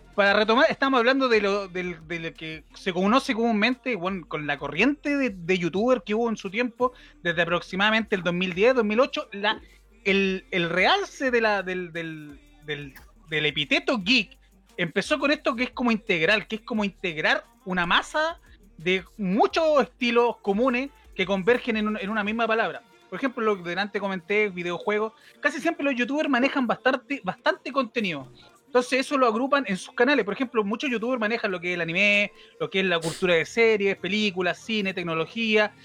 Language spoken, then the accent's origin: Spanish; Valparaíso, Chile; soy de Valparaíso